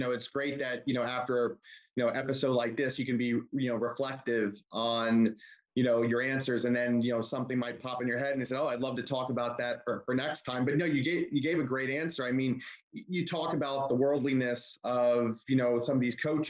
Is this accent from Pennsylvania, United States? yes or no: no; Florida, United States; also born or lived in Tampa, Florida; now in Orlando, United States; growing up in Florida and living in Tampa, and now I live in Orlando.